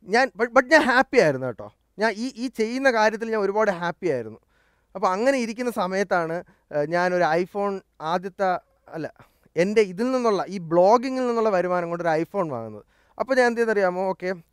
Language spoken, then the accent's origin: Malayalam; Thiruvananthapuram, Kerala, India; also born or lived in Delhi; ജനിച്ചതും വളർന്നതും എല്ലാം ട്രിവാൻഡ്രത്ത് തന്നെയാണ്